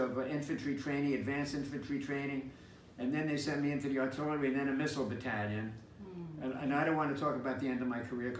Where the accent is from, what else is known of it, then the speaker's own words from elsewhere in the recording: New York City, New York, United States; I was living on Marshallwood Parkway and Jerome Avenue. Went to PS 80 in the Bronx